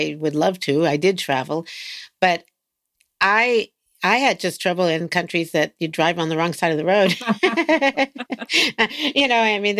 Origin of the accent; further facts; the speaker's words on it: East Coast, United States; now in California, United States; I moved from the East Coast to the West Coast